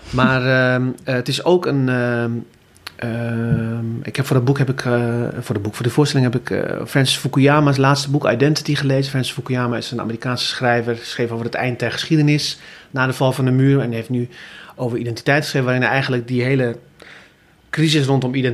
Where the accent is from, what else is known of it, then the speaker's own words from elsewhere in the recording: Groningen, Netherlands; now in Rotterdam, Netherlands; Ik kom uit Groningen.